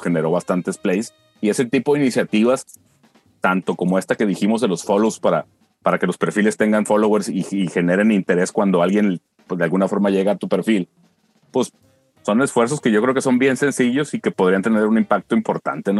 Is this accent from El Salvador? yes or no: no; Culiacán, Sinaloa, Mexico; somos bandas artistas de Culiacán